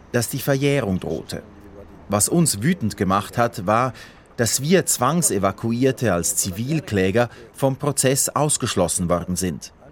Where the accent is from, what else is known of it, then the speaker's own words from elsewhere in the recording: Italy; Als Italiener habe ich wenig Vertrauen.